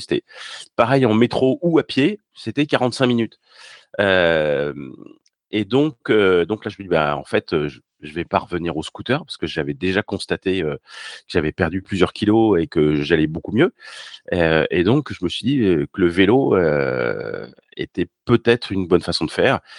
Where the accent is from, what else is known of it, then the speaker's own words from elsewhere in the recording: Paris, Île-de-France, France; also born or lived in Normandy; je suis parisien